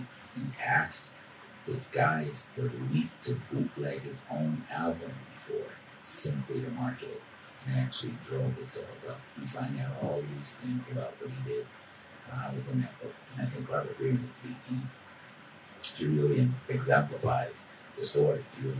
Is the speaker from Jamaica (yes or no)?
yes; Jamaica; being from Jamaica and then knowing the impact that you had here is a very proud moment for me, you know, as a Jamaican.